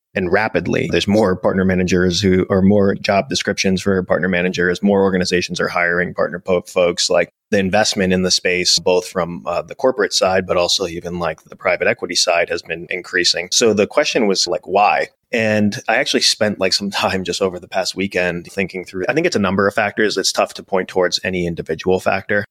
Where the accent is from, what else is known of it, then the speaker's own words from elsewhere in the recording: New Jersey, United States; we're both uh, New Jersey boys, so I, I grew up in the Jersey.